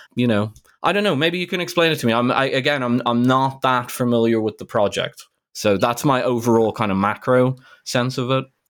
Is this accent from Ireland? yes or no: yes; Ireland; I grew up in Ireland, Ireland was close to being a developing country in the late eighties